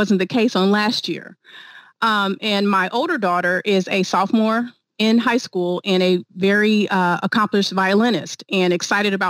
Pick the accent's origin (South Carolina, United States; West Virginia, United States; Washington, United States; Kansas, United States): Kansas, United States; Wichita; moved away as an adult; also born or lived in Dallas / Houston; stationed in my hometown of Wichita, Kansas for a bit